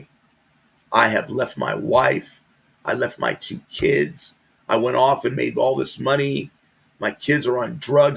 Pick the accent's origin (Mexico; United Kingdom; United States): United States; I'm an American